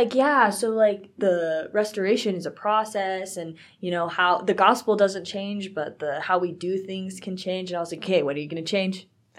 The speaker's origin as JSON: {"language": "English", "region": "Texas", "country": "United States", "said": "I was really excited about the Fort Worth, Texas one because I am from Texas, so."}